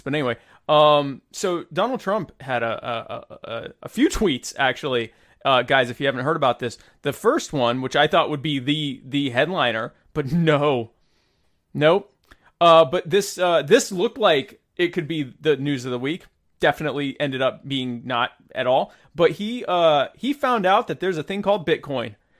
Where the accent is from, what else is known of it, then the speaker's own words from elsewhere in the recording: United States; I'm an American